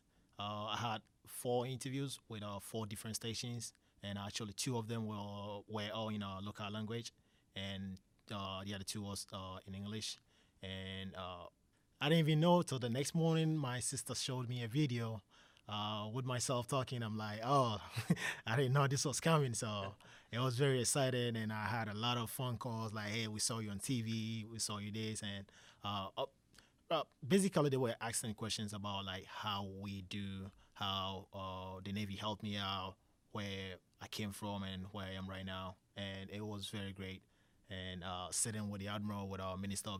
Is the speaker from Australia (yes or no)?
no; Kumasi, Ashanti, Ghana; moved away as an adult; now in United States; I was born in Kumasi in Ashanti region, and I stayed all my life in Kumasi for like 24 years before traveling to the state